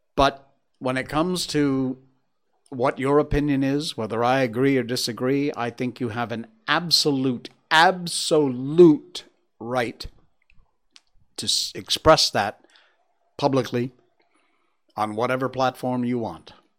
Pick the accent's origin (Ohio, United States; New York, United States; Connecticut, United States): Connecticut, United States; Cornwall; also born or lived in Torrington, Connecticut; My hometown's actually Cornwall, Connecticut